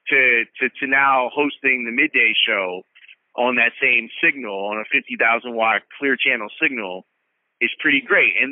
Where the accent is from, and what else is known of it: Chicago, Illinois, United States; born or raised there